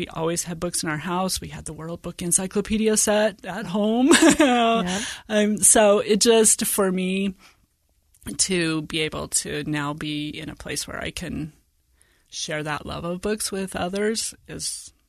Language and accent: English; Washington, United States; also born or lived in Virginia; And so I was born in Virginia and spent my elementary and junior high years in rural northeastern Washington, about 60 miles north of Spokane, about 40 miles south of the Canadian border.